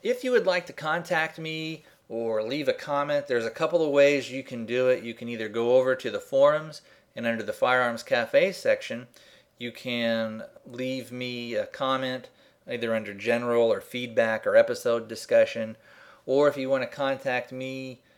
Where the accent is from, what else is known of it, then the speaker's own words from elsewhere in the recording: Arizona, United States; I'm from Arizona